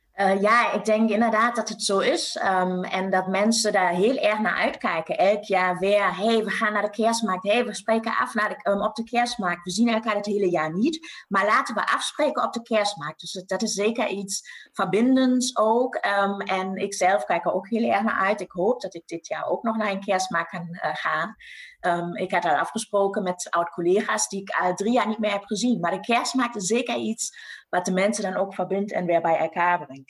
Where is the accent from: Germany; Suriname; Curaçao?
Germany; West Münsterland, North Rhine-Westphalia; Dutch is a second language; moved away as an adult; now in Netherlands; in het mooie West-Münsterland waar ik ben opgegroeid